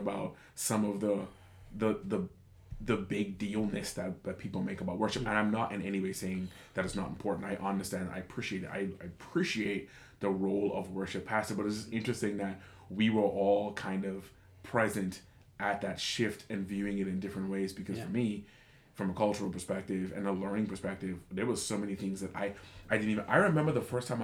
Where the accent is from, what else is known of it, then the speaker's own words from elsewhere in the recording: Bahamas; moved away as an adult; growing up in conservative churches in the Bahamas